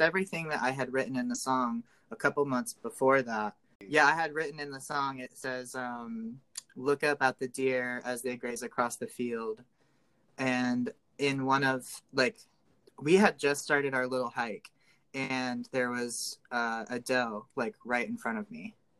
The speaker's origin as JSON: {"language": "English", "town": "Gas City", "region": "Indiana", "country": "United States", "moved": "yes", "lives_now": "Sacramento, United States", "said": "I am originally from a little tiny town called Gas City, gas like fuel, uh, Indiana"}